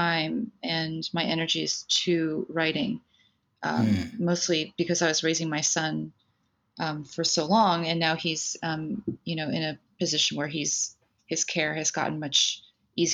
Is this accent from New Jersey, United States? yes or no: yes; New Jersey, United States; also born or lived in Taipei, Taiwan; I was born in Taipei in Taiwan in the 70s, and my family immigrated to the United States when I was five, and we settled in New Jersey right outside of New York. And so I grew up on the East Coast